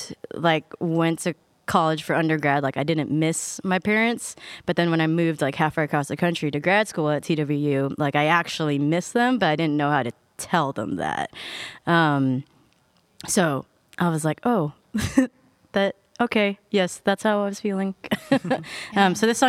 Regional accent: Georgia, United States; moved away as an adult; and I'm originally from Georgia

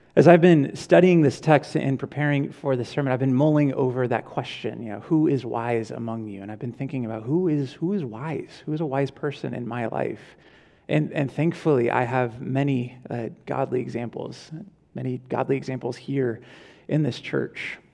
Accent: Ventura, California, United States; I was from Ventura

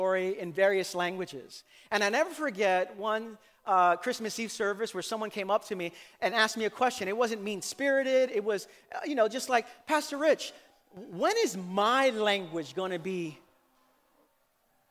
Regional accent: New York City, New York, United States; Growing up in Brooklyn in my Puerto Rican family

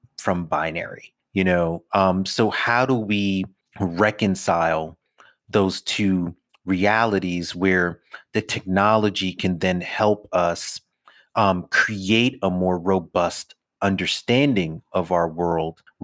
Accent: New York City, New York, United States; I'm a city kid, right? I grew up in Brooklyn in as concrete and glass an environment as one can possibly

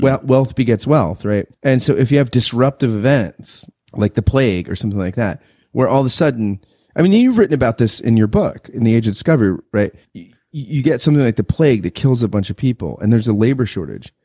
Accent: United States; as an American

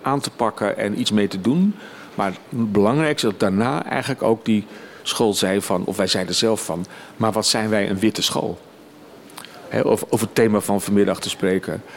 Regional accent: a village near Leiden, South Holland, Netherlands; moved away as an adult; een dorpje bij Leiden in de buurt, tussen Den Haag en Amsterdam in. Dus ik heb steeds vanuit dat dorp waar ik ben opgegroeid met mijn ouders

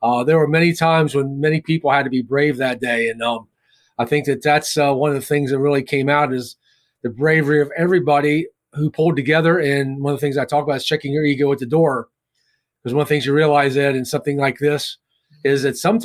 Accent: Winchester, Virginia, United States; Winchester, Virginia, my hometown

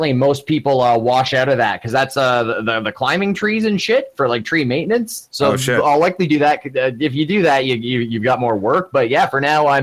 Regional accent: St. Thomas, Ontario, Canada; now in Peterborough, Canada; originally I'm from a place called St. Thomas

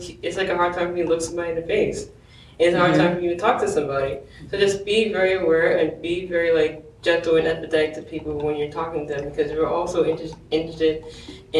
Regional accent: New York City, New York, United States; I'm from New York City

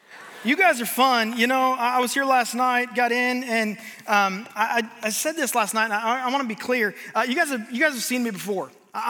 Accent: Omaha, Nebraska, United States; But like Jacob said, I am from Omaha, Nebraska.

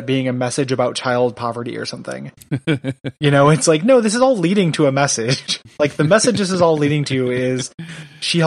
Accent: Illinois, United States; I'm from Illinois

